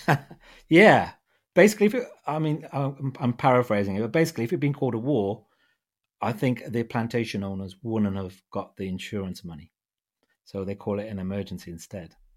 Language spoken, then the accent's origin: English; United Kingdom; being a British Punjabi